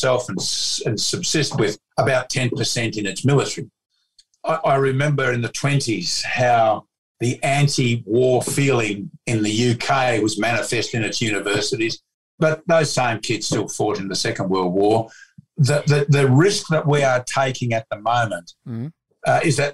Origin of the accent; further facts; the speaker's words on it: Melbourne, Victoria, Australia; I was born in 1950, in Melbourne